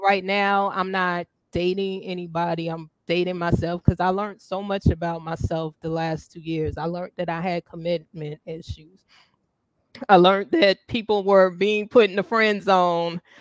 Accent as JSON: {"language": "English", "region": "the South", "country": "United States", "said": "I'm from the South"}